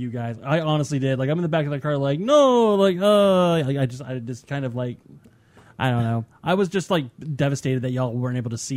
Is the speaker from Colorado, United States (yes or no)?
yes; Aurora, Colorado, United States; my hometown of Aurora